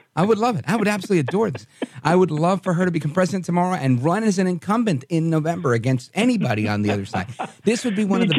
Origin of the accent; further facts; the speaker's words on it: New York, United States; I mean, I've always liked Trump as a New Yorker. I grew up watching this guy.